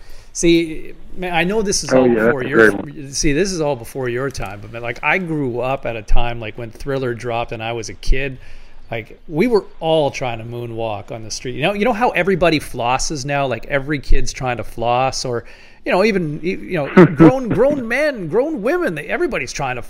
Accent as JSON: {"language": "English", "town": "Ottawa", "region": "Ontario", "country": "Canada", "tie": "born or raised there"}